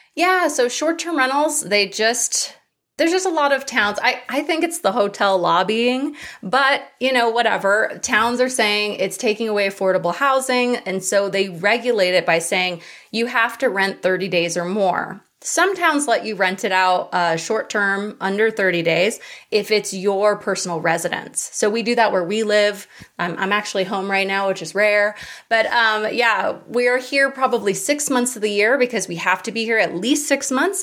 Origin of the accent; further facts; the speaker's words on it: Hawaii, United States; I grew up in Hawaii